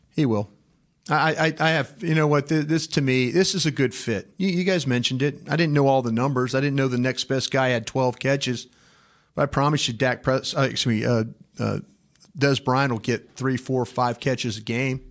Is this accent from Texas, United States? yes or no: yes; Dallas, Texas, United States; I was from Dallas